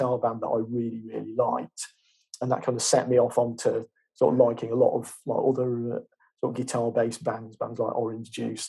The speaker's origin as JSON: {"language": "English", "town": "Chesterfield", "region": "East Midlands", "country": "United Kingdom", "said": "I was from Chesterfield, that was literally 10 minutes away on the train."}